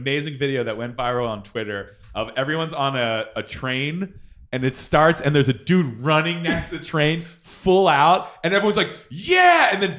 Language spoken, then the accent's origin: English; Philadelphia, Pennsylvania, United States; now in Los Angeles, United States; I'm from Philadelphia